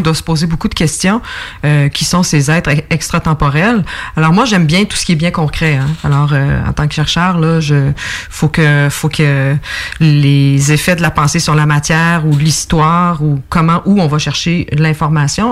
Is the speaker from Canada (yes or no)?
yes; Estrie, Quebec, Canada; moved away as an adult; also born or lived in Montreal; j'habite euh, plutôt l'Estrie maintenant